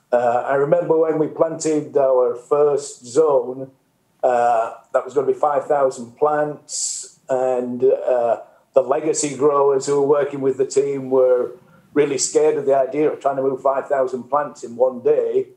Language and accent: English; the north of England, United Kingdom; moved away as an adult; also born or lived in Mexico; now in United States; you guess from my accent, I come originally from the north of England, but I've uh, came to work in the US more than 30 years ago